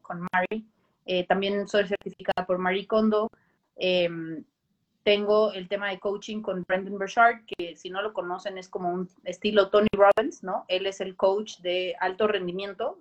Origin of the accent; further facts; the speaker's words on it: Costa Rica; moved away; yo soy de Costa Rica, también viví ese, ese cambio de país